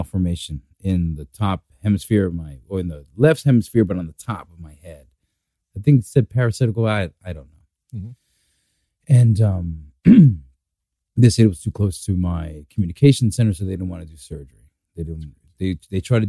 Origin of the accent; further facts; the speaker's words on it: New York City, New York, United States; growing up in Brooklyn, you know, I was never taught about like health insurance is important